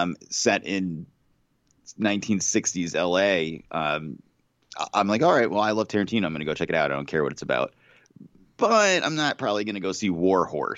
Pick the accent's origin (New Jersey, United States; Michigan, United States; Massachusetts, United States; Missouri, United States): Massachusetts, United States; I grew up in Massachusetts. I still live in Massachusetts, and I've been to Martha's Vineyard